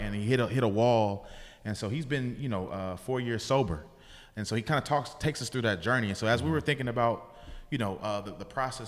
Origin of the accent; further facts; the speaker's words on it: Bay Area, California, United States; I'm from the Bay Area